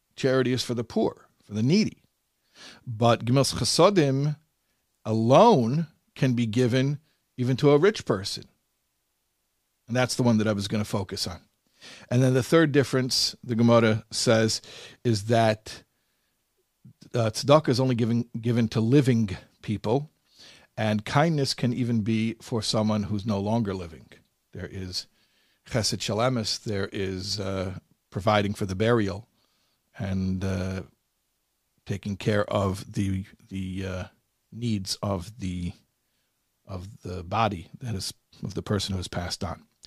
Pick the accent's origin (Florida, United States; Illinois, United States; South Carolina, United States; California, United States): Illinois, United States; Chicago; Chicago, my hometown